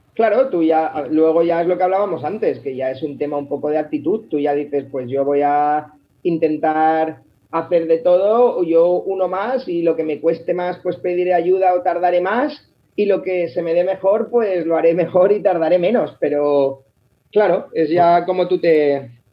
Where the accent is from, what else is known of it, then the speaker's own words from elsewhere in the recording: Alicante, Valencian Community, Spain; moved away as an adult; nosotros eh, somos de Alicante, los tres